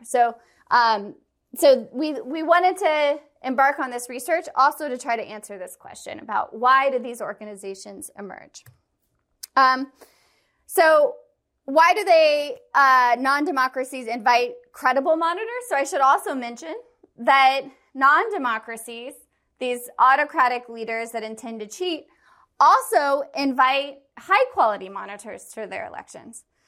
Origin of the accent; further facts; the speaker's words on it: Kansas City, Missouri, United States; I'm from Kansas City